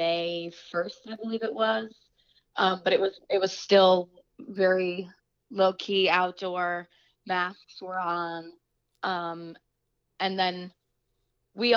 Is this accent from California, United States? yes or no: no; Waterbury, Connecticut, United States; also born or lived in New York; I grew up in Waterbury my whole life